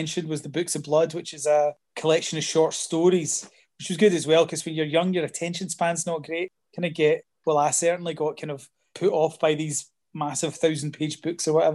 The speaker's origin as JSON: {"language": "English", "region": "Scotland", "country": "United Kingdom", "tie": "born or raised there", "said": "when I was at school was that there was nothing about being Scottish"}